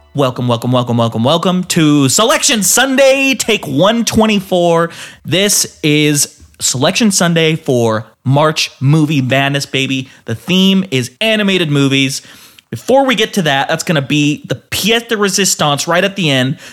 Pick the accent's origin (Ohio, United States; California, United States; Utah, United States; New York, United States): Utah, United States; And we grew up in Utah.